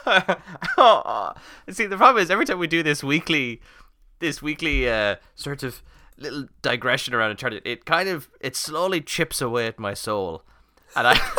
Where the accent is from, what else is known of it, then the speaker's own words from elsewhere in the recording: Ireland; we're Irish